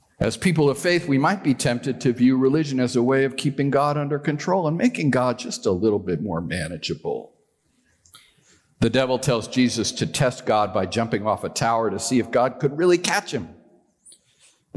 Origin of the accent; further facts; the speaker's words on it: New York, United States; I'm a Yankee. I was born in New York